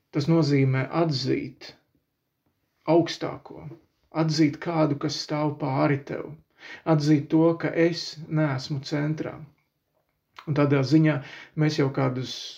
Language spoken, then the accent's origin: Latvian; Latvia